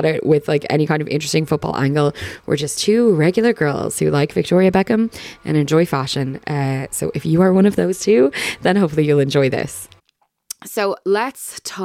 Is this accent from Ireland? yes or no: yes; Ireland; as Irish people